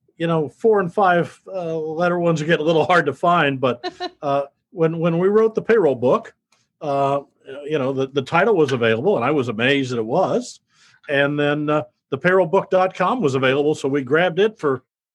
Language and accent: English; Midwest, United States; I grew up in the Midwest, graduated from high school, went in the Marine Corps